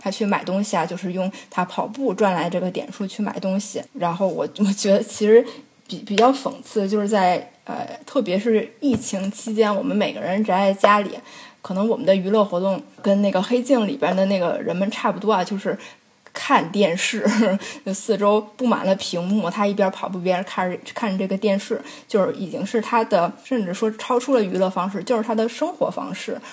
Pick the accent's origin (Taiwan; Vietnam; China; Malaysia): China; moved away; 我们中国人